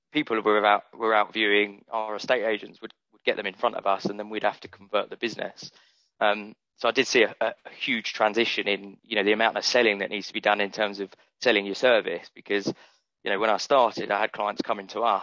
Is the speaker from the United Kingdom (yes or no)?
yes; Brighton, South East England, United Kingdom; also born or lived in West Hampstead, London; growing up in Brighton, I've got such a great network in Brighton already